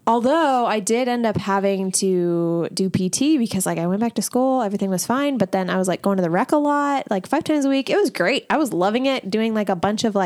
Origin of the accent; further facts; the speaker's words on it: Midwest, United States; We are all from the Midwest